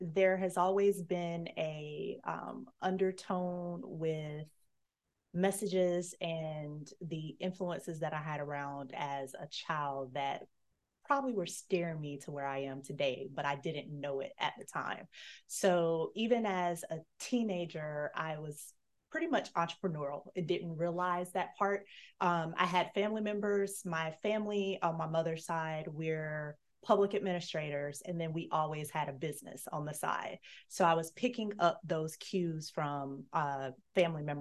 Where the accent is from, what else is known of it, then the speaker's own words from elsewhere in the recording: Destin, Florida, United States; I grew up near Destin, Florida